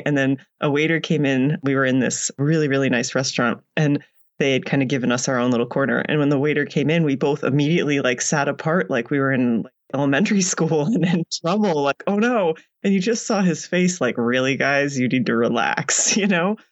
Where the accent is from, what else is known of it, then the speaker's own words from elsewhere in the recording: United States; moved away as an adult; also born or lived in United Arab Emirates / Oman; now in Canada; I'm in Canada now and I'm American